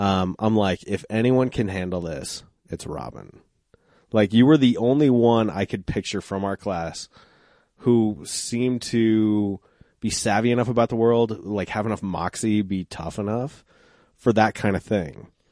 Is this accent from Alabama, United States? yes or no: no; Applewood, Colorado, United States; when I grew up in Applewood, I used to ride my bike to school